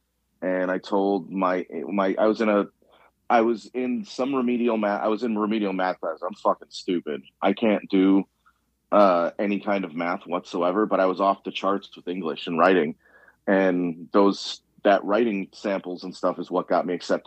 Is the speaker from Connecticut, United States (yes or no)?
no; Chicago, Illinois, United States; I'm from the South Side of Chicago.